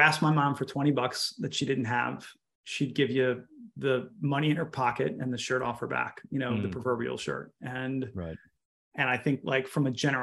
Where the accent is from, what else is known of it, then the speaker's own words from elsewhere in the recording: Baltimore, Maryland, United States; I grew up in Baltimore